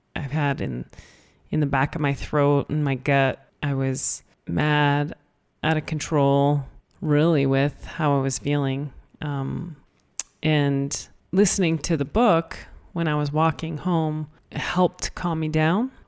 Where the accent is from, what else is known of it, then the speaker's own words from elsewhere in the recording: Canada; I was born in Canada and, you know, in school and learned English